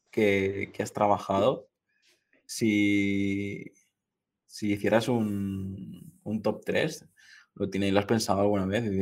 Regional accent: Mallorca, Balearic Islands, Spain; Yo, yo, soy mallorquín

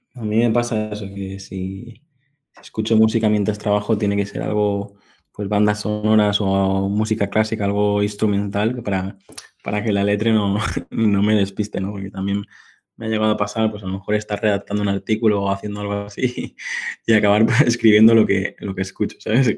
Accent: Mallorca, Balearic Islands, Spain; soy de Mallorca, que es la isla que encontrarás ahí perdida en el, Mediterráneo.

